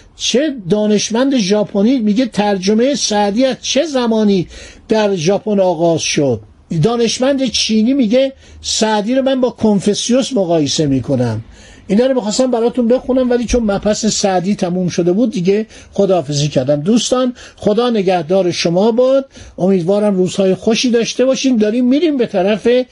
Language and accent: Persian; Iran; من به عنوان یه ایرانی